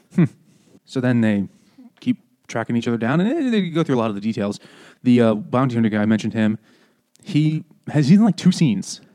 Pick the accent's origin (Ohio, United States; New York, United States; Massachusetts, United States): New York, United States; New Yorker, United States; as a New Yorker